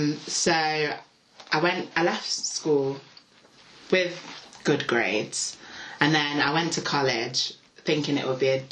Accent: Nottingham, East Midlands, United Kingdom; I'm 21. I'm from Nottingham.

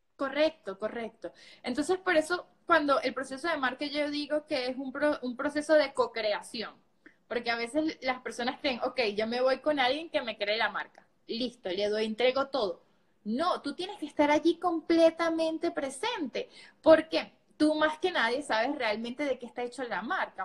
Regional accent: Venezuela; moved away as an adult; yo realmente trabajaba de esta manera en mi país, yo soy de Venezuela

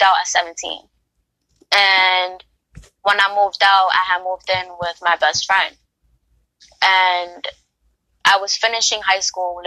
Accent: New York City, New York, United States; I grew up in the Bronx, so I'm a Bronx girl

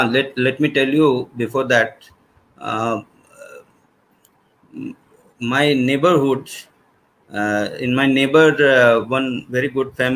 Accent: Deoghar, Jharkhand, India; from Deoghar, Jharkhand.

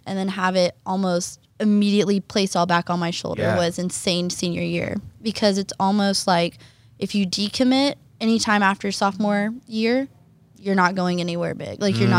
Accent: Oklahoma, United States; moved away as an adult; I'm from Oklahoma.

